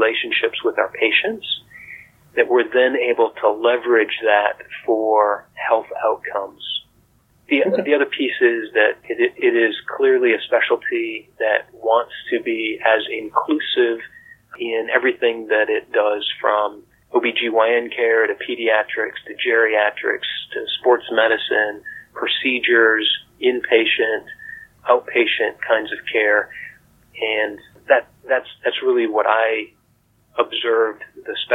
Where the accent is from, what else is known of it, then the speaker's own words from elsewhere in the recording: Montana, United States; moved away as an adult; also born or lived in Colorado; Growing up in Montana